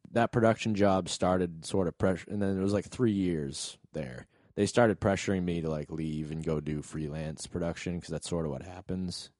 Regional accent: New England, United States; moved away; We're all from New England.

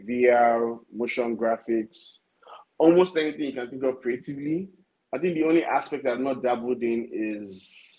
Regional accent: Lagos, Nigeria; I'm from Lagos, Nigeria. I schooled in Nigeria all my life.

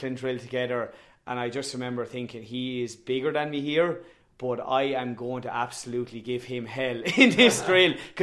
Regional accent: Tipperary, Munster, Ireland; also born or lived in Ballyboden, Dublin; now in Dublin, Ireland; I am from Tip. Clonalty Rossmore is the name of the club. It is situated between Turles and Cashel, extremely rural area

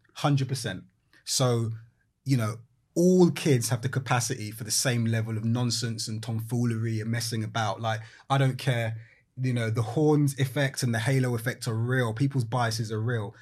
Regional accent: London, United Kingdom; moved away as an adult; also born or lived in Walthamstow; now in East Yorkshire, United Kingdom; I grew up in London, Brixton

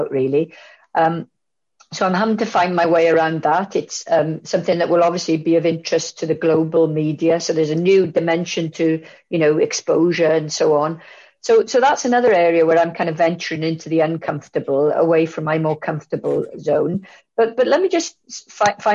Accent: Bridgend, Wales, United Kingdom; my family are from Maesteg and I grew up in Bridgend

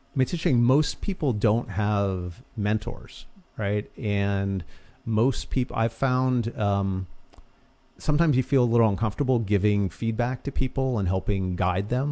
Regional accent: Boston, Massachusetts, United States; also born or lived in New York; I, uh, originally grew up in Boston. I was born in New York, moved up to the suburbs of, uh, of Boston from, like, sixth grade on

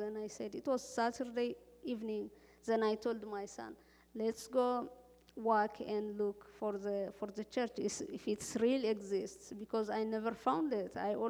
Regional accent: Cuba; now in Iowa, United States; I came here. I came from Cuba direct to Iowa, so I was looking for church.

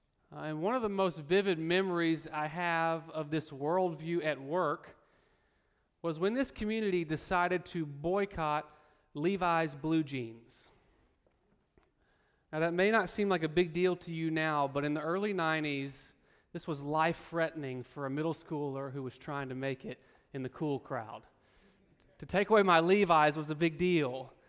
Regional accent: Birmingham, Alabama, United States; As some of you may know, I grew up in the Deep South, in Birmingham, Alabama, in a very tight-knit Christian community.

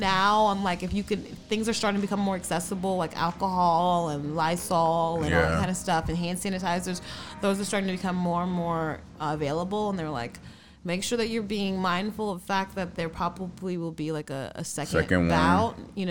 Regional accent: New York, United States; moved away; I'm like from New York. A lot of my friends are from there. Yeah. My family's still there

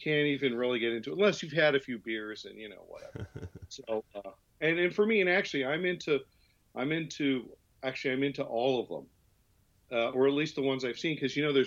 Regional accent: Santa Monica, California, United States; I grew up in Santa Monica.

